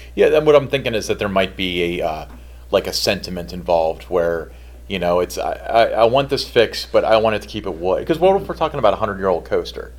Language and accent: English; Edgewood, Kentucky, United States; now in Fort Thomas, United States; I grew up in Edgewood.